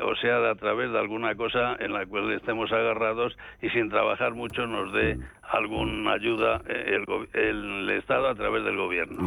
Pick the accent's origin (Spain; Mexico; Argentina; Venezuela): Spain; León, Castile and León; yo que soy de León